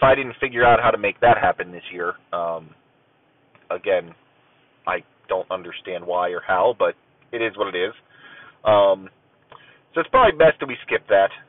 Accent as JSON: {"language": "English", "region": "Ohio", "country": "United States", "tie": "born or raised there", "said": "I am an American, um, you know, born and raised in the in the USA. Uh, the bulk of it, you know, in in the Ohio-ish area"}